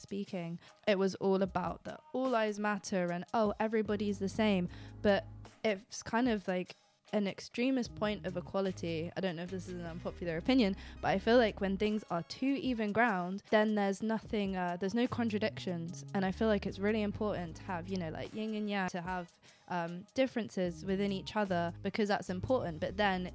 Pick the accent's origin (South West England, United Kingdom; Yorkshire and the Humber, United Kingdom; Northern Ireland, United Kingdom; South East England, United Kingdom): South West England, United Kingdom; Poole; moved away as an adult; now in London, United Kingdom; I was born in Poole, like down the road